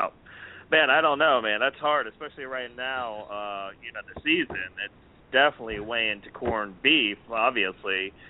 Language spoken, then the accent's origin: English; United States; I'm not from Philly, but I was from the area